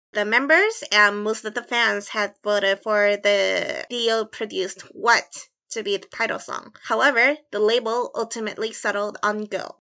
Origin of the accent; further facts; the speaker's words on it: Chicago, Illinois, United States; accent: Midwest; moved away; I grew up in Chicago for a while, so my accent is very, like, much Midwest influenced